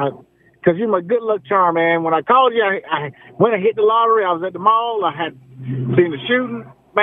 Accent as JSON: {"language": "English", "town": "Charlotte", "region": "North Carolina", "country": "United States", "tie": "born or raised there", "said": "I just got my new property. I got 10 acres in Wyoming, and I'm going to settle down. I'm from Charlotte, born and raised."}